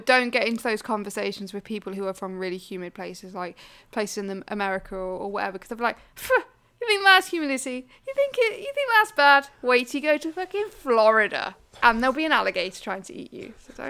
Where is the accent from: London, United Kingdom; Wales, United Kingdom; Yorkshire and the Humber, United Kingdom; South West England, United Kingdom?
Wales, United Kingdom; I am Welsh. I believe, Plaid Cymru, whatever, you know.